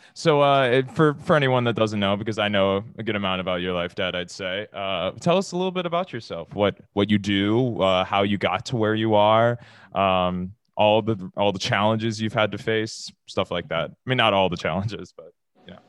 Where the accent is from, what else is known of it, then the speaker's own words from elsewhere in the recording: Cincinnati, Ohio, United States; from the University of Cincinnati, my hometown